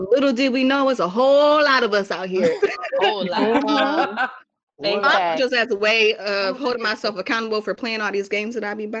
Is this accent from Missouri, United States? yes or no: no; Michigan, United States; now in Savannah, United States; I am 32. I'm originally from Michigan, living here in good old Savannah, Georgia.